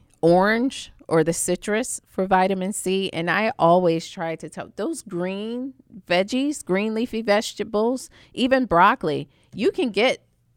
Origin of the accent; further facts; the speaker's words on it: Savannah, Georgia, United States; I'm from Savannah, Georgia.